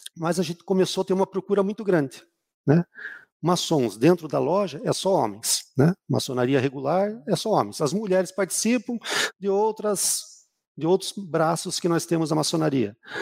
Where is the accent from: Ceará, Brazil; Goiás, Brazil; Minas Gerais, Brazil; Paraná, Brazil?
Paraná, Brazil; Curitiba; also born or lived in Rio de Janeiro; Eu sou de Curitiba